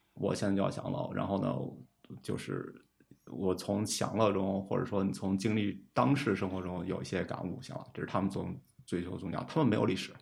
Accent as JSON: {"language": "Chinese", "country": "China", "said": "我们中国人"}